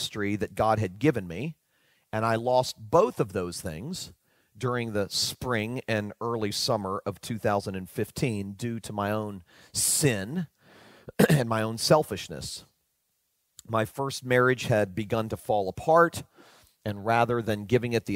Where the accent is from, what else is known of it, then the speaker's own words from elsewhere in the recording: Fort Lauderdale, Florida, United States; I was leading a large, well-known church in my hometown of Fort Lauderdale, Florida.